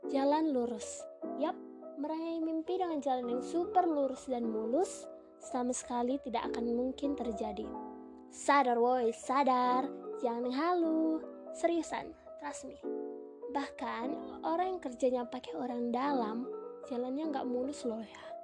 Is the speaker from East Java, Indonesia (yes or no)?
no; Pematang Siantar, North Sumatra, Indonesia; aku berasal dari kota Pematang Siantar provinsi Sumatera Utara kira-kira dua setengah jam lah dari kota Medan ibu kota Sumatera Utara